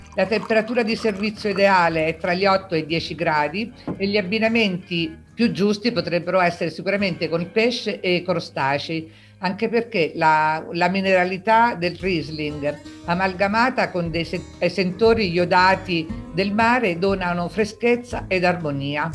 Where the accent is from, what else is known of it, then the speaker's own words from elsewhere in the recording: Abruzzo, Italy; also born or lived in L'Aquila; sono abruzzese, mi trovo all'Aquila